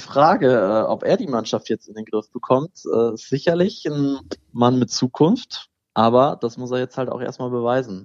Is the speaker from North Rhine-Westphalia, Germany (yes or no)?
yes; Düsseldorf, North Rhine-Westphalia, Germany; als gebürtiger Düsseldorfer